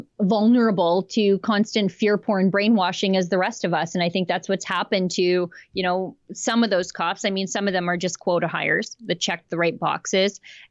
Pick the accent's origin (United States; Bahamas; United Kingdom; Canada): Canada; as a Canadian